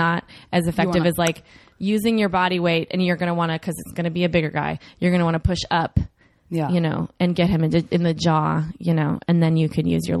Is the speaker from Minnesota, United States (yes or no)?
yes; Minneapolis, Minnesota, United States; born or raised there